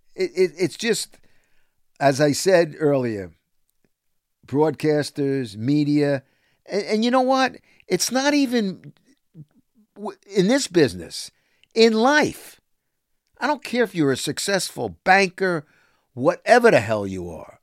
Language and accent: English; New York City, New York, United States; I'm from Brooklyn.